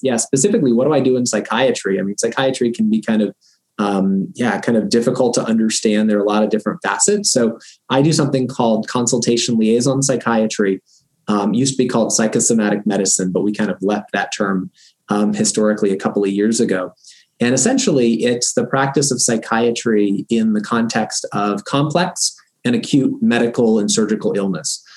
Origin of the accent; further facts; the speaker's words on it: Florida, United States; moved away as an adult; also born or lived in Boston / New Haven, Connecticut; now in Rochester, United States; we are originally from Florida